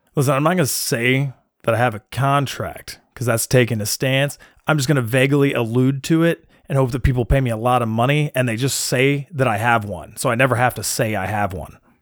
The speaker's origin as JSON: {"language": "English", "country": "United States"}